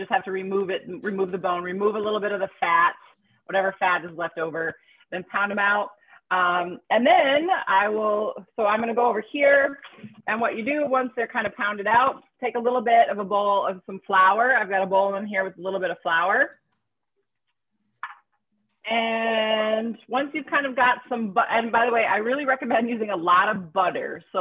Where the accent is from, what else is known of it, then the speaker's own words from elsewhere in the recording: Wisconsin, United States; I'm from Wisconsin, just like butter